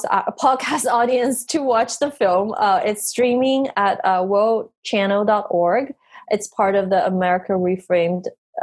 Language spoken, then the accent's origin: English; United States; which is actually in my hometown, DC, Maryland area.